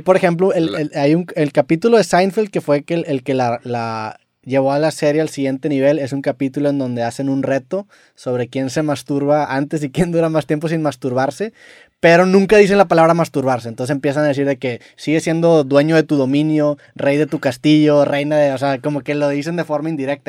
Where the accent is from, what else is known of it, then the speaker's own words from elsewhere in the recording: Mexico; todos como mexicanos y como latinoamericanos